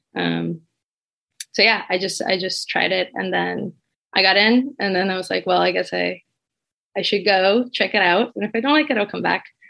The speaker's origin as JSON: {"language": "English", "country": "Brazil", "moved": "as an adult", "lives_now": "Michigan, United States", "said": "I'm from Brazil"}